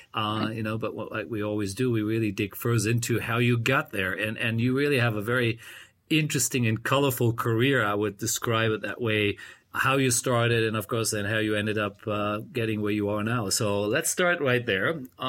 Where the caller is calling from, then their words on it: Bangkok, Thailand; Well, I'm calling from Bangkok, Thailand.